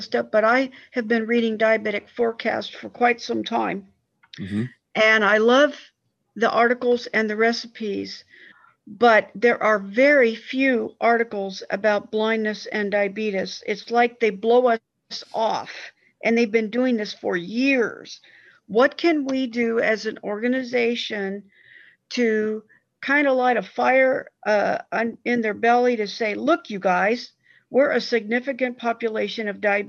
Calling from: Fresno, California, United States; I'm calling from Fresno.

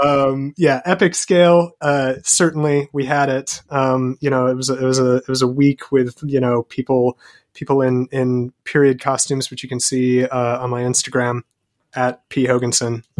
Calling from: London, United Kingdom; calling from London in the United Kingdom in England

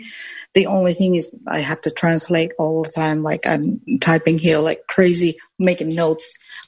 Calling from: Finland; English is a second language; I'm calling from Finland

